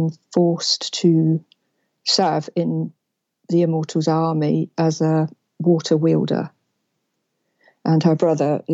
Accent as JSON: {"language": "English", "region": "England", "country": "United Kingdom", "said": "I'm from England"}